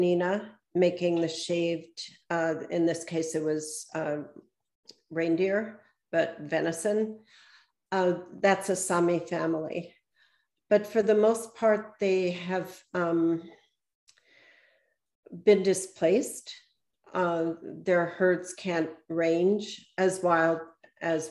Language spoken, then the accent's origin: English; Pittsburgh, Pennsylvania, United States; now in New England, United States; I grew up in Pittsburgh